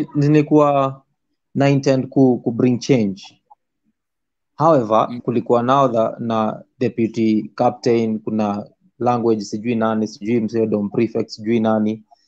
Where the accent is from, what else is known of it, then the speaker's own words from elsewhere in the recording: Siaya, Siaya County, Kenya; moved away; mi ushago kwetu ni siaya